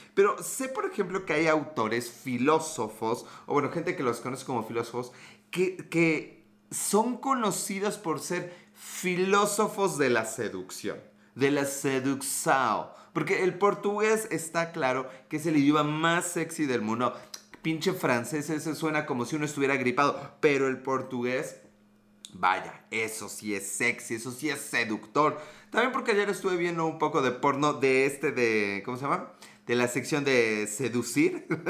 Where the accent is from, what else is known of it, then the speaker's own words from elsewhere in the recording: Mexico; Yo soy de México, a dos horas de la Ciudad de México